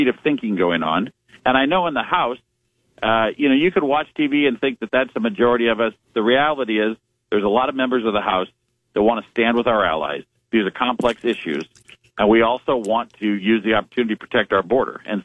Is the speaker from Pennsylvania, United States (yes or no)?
no; Norfolk, Nebraska, United States; I am proud of my hometown